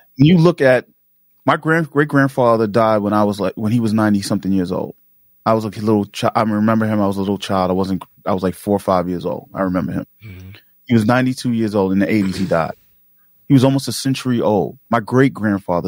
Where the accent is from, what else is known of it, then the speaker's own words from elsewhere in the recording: New York City, New York, United States; growing up in Queens and in, in South, you know, Jamaica, Queens